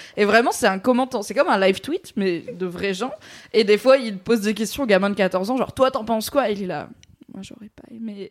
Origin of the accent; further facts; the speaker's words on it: Valence, Auvergne-Rhône-Alpes, France; la médiathèque de là où j'ai grandi, à Valence, dans la Drôme